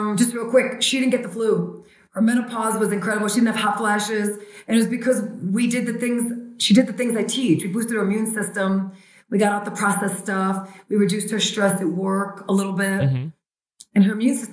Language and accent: English; New York City, New York, United States; born and raised in Brooklyn, New York